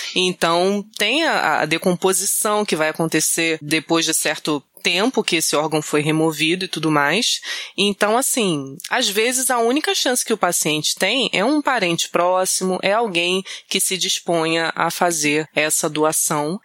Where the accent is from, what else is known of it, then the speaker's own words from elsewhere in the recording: Rio de Janeiro, Brazil; eu sou natural do Acre, né, na verdade. Não, mentira, do Rio mesmo